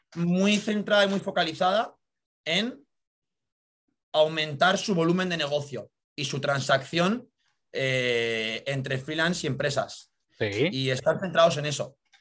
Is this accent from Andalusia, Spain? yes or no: no; Madrid, Community of Madrid, Spain; also born or lived in United States; soy natural de Madrid. Estudié aquí en, la ciudad